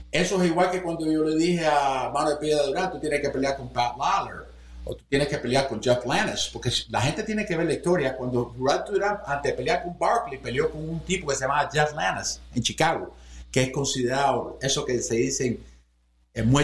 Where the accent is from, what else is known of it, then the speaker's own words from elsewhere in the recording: Cuba; Porque tú estás ayudando al boxeo cubano, yo soy cubano.